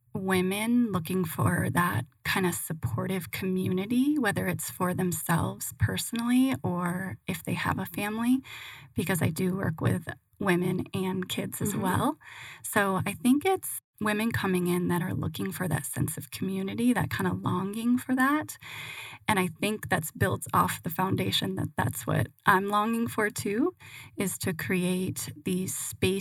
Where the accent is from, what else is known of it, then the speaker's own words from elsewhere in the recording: Michigan, United States; also born or lived in San Francisco / Hawaii; But I was originally from Michigan, spent some time in San Francisco.